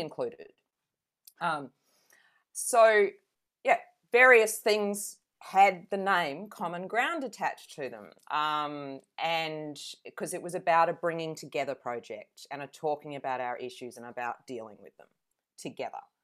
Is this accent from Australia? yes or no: yes; Adelaide, South Australia, Australia; now in Venus Bay, Australia; I grew up in Adelaide